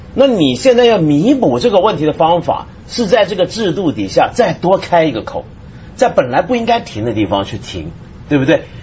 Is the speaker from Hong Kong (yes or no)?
yes; Hong Kong; 我那时候因为我是香港，他那时候还把我们当外宾，我那时候跟跟他们急嘛，我说我是中国人，怎么会是外宾呢？